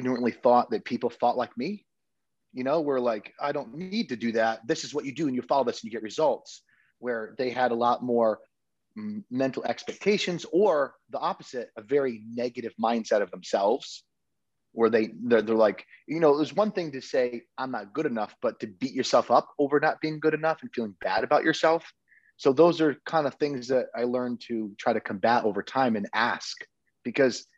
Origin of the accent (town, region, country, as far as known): Connecticut, United States; now in Texas, United States